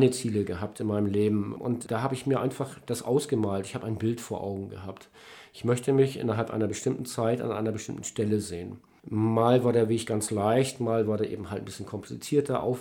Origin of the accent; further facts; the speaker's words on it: Kappeln, Schleswig-Holstein, Germany; liegt die Stadt Kappeln, meine alte Heimat. Da möchte ich hin.